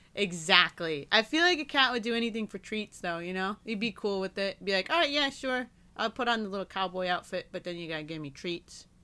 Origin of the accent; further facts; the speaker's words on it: Michigan, United States; moved away; I don't have any family in my hometown anymore